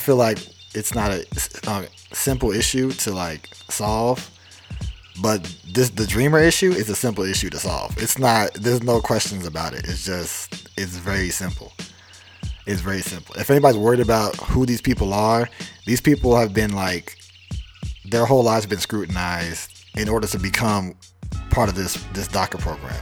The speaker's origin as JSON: {"language": "English", "town": "Atlanta", "region": "Georgia", "country": "United States", "tie": "born or raised there", "said": "I was born in Atlanta, Georgia."}